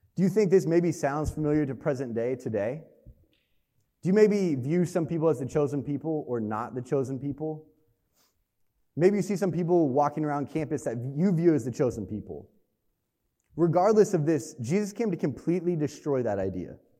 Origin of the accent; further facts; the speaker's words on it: Hastings, Nebraska, United States; moved away as an adult; now in Lincoln, United States; I grew up in Hastings, Nebraska